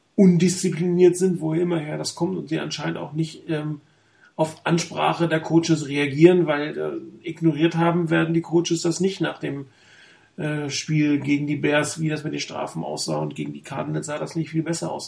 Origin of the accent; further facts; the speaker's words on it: Hamburg, Germany; now in Frankfurt, Germany; eigentlich gebürtig Hamburger, aber ich wohne leider in Frankfurt